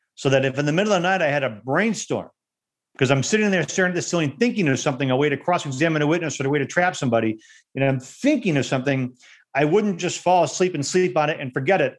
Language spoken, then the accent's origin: English; Detroit, Michigan, United States; also born or lived in West Bloomfield, Michigan; I actually grew up in Detroit. I didn't grow up in a suburb of Detroit. I actually grew up in the city of Detroit